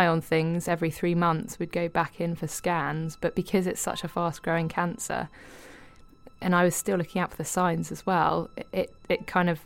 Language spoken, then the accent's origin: English; United Kingdom; being British